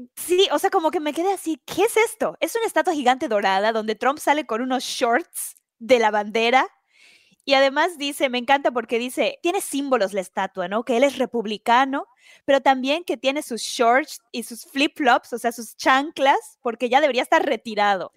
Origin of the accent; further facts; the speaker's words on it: Mexico; now in United States; como latinoamericana, como mexicana